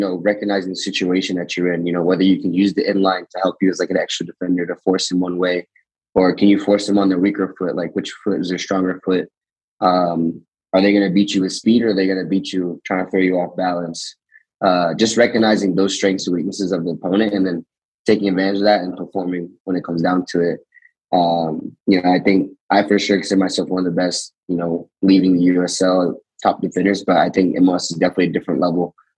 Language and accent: English; Raleigh, North Carolina, United States; I mean, I grew up with a single mom